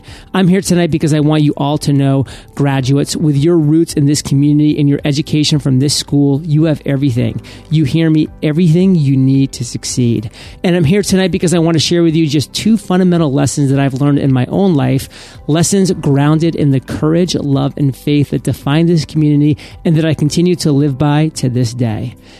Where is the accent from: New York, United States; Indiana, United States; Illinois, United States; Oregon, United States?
Illinois, United States; Chicago; I was born and raised here on the South Side in South Shore, and I am who I am today because of this community.